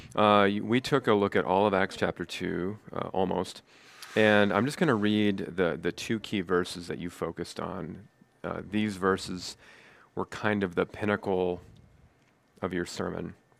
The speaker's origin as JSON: {"language": "English", "region": "Nebraska", "country": "United States", "tie": "born or raised there", "also_born_or_lived": "East Coast", "moved": "as an adult", "said": "being a native Nebraska person"}